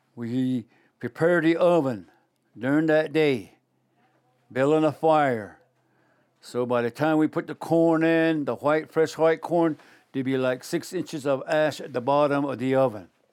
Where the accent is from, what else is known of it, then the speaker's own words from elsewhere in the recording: Shiprock, New Mexico, United States; I'm from Shiprock, New Mexico, in the northwest Four Corners area, in northwestern part of the state